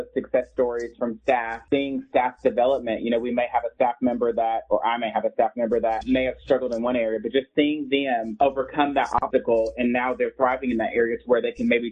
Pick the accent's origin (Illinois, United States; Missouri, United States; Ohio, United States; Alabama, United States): Illinois, United States; now in Tennessee, United States; I'm from Illinois and we have a huge farming industry